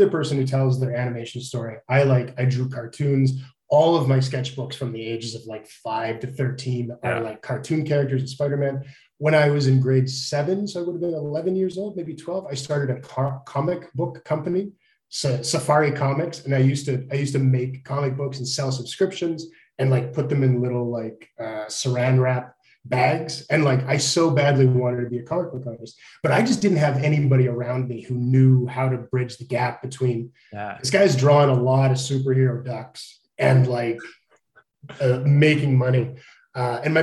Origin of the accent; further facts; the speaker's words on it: Edmonton, Alberta, Canada; I grew up in Edmonton in like the late 80s.